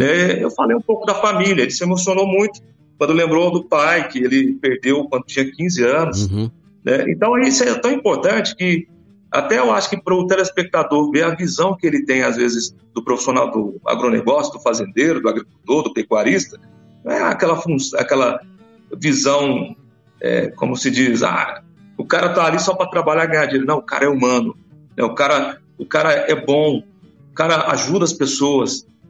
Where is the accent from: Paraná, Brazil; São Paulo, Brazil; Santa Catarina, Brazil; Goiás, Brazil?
Goiás, Brazil; Jataí; also born or lived in Goiânia / Anápolis; Eu sou natural de Jataí